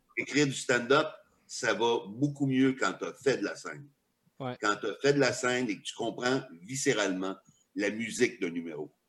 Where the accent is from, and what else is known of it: Quebec, Canada